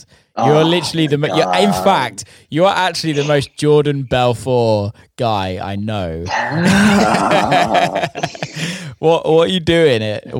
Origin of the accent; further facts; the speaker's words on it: England, United Kingdom; I'm English